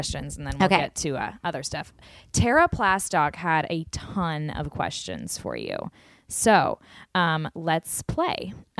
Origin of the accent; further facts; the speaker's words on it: Austin, Texas, United States; growing up in Westlake in Austin, Texas